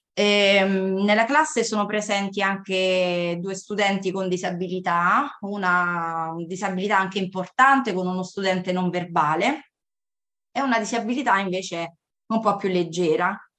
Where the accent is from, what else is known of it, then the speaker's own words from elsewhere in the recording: California, United States; also born or lived in Cassino, Italy; now in Latina, Italy; sono cresciuta, diciamo, sulle spiagge assolate della California